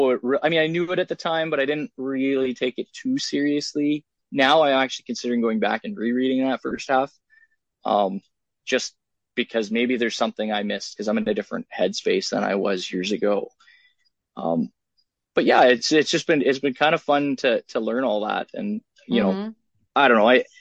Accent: Canada; I'm a Canadian. So, figure skating is big here.

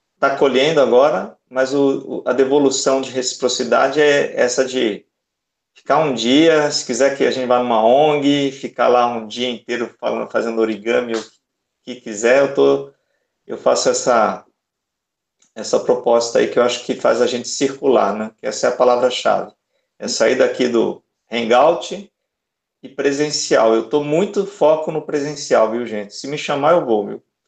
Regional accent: Salvador, Bahia, Brazil; eu sou de Salvador.

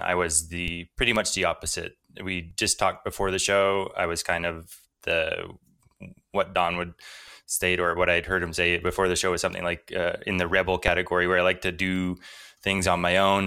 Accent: Canada; I grew up in part in First Nations communities, which are often quite poor.

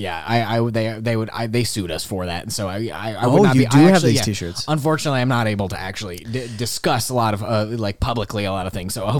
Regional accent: Wisconsin, United States; born there; I'm from all over. You know, I was actually, I was born in Wisconsin.

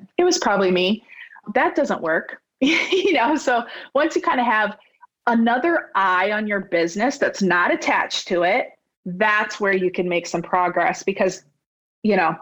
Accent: Scotland, South Dakota, United States; also born or lived in Alaska; now in Sioux Falls, United States; We moved back to Scotland when I was two. And so I grew up in that small town, which is about 75 miles from where I live now.

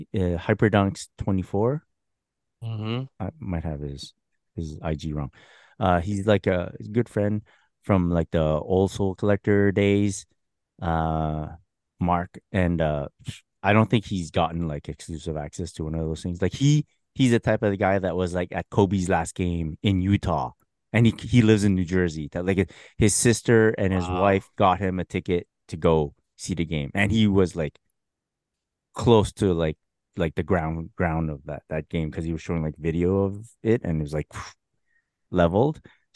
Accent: Canada; I don't know how much it affects us either because we're Canadian.

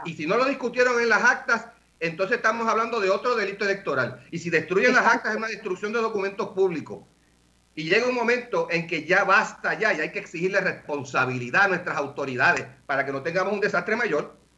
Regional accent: Puerto Rico; como buenos puertorriqueños

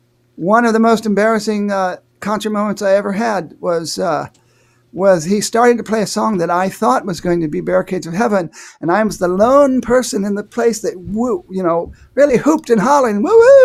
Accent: Ohio, United States; my hometown in Ohio

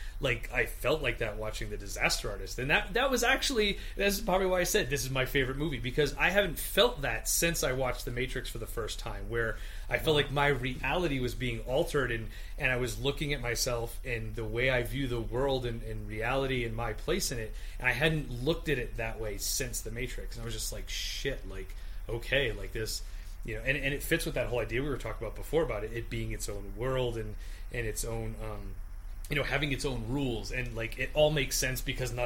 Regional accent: Rhode Island, United States; moved away; when I moved out here, I'm from Rhode Island

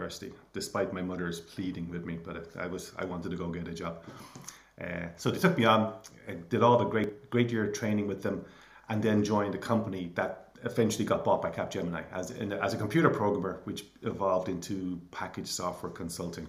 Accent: Clonsilla, Leinster, Ireland; we grew up in Clonsilla, went to school in Coolmine Community School

